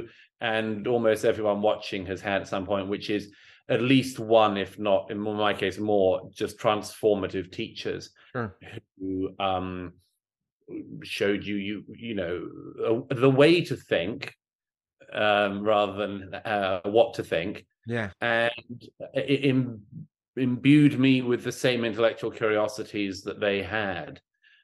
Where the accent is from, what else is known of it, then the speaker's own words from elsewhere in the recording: London, United Kingdom; I went to perfectly good Church of England primary and secondary schools, the local ones where I grew up in London